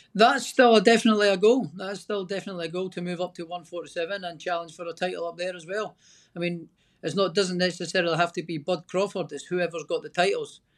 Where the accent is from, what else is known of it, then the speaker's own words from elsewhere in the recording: Scotland, United Kingdom; I'm Scottish.